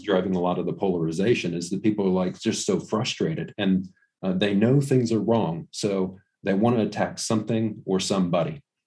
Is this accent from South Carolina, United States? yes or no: no; Ohio, United States; also born or lived in New Zealand; my hometown, which is about two hours away